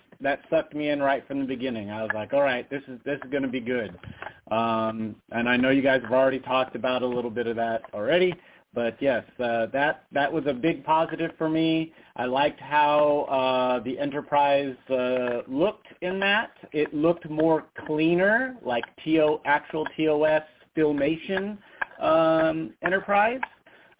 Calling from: Las Vegas, Nevada, United States; It's … from Vegas.

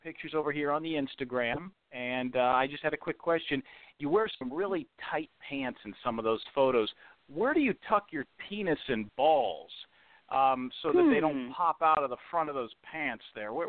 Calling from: Atlanta, Georgia, United States; I'm calling from Atlanta.

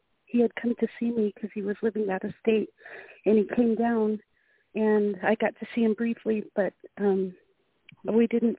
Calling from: Albuquerque, New Mexico, United States; I'm calling from Albuquerque.

